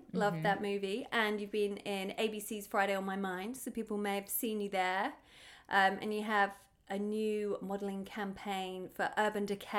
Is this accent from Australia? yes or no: no; United Kingdom; now in Los Angeles, United States; I'm a British TV host, actor and comedian living